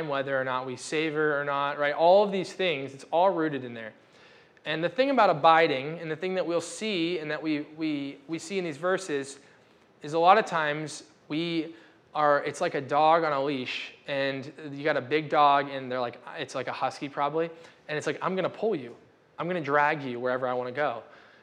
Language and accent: English; United States; We're American